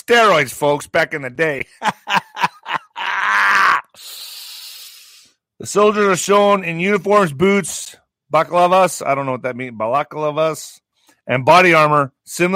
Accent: southern New Mexico, United States; 20,000 Afghan refugees are coming to my hometown? And in this area, in the southwest area, Las Cruces is getting about 10,000

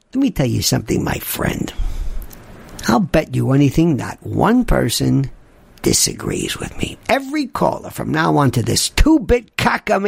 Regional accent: New York, United States; accent: New York; I never told people I was Jewish or from New York

